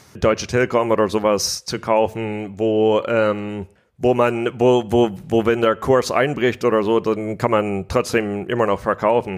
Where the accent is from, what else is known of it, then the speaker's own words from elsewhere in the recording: United States; accent: American; German is a second language; moved away; also born or lived in Germany; Ich bin hauptsächlich in Amerika aufgewachsen